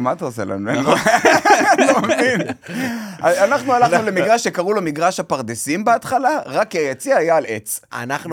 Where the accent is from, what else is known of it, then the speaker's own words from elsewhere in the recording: Kfar Saba, Central District, Israel; בכפר סבא, אליצור כפר סבא, הייתי משחק כדורסל בתור ילד, והייתי משחק במכבי כפר סבא